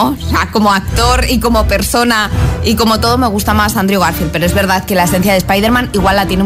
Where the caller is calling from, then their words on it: Madrid, Community of Madrid, Spain; de Madrid.